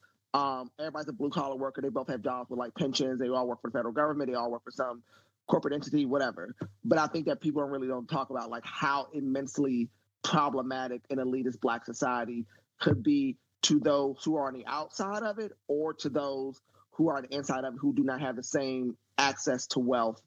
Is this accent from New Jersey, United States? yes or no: no; Largo, Maryland, United States; growing up in Largo, Maryland, with a bunch of rich ass kids.